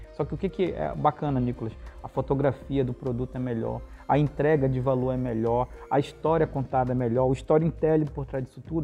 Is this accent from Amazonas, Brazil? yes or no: yes; Parintins, Amazonas, Brazil; eu sou natural de Parintins, né? Eu, uhum. nasci, eu nasci na cidade de Parintins